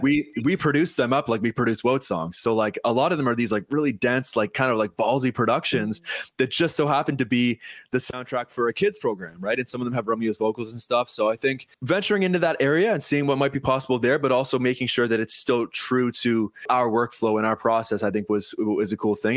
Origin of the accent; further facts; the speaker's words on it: Paris, Ontario, Canada; I'm from actually from Paris, Ontario